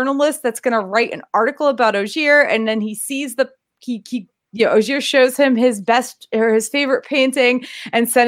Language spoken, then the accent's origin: English; New England, United States; I grew up in New England